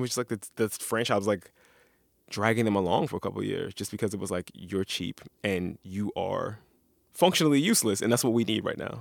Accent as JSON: {"language": "English", "town": "Philadelphia", "region": "Pennsylvania", "country": "United States", "said": "I'm from Philly"}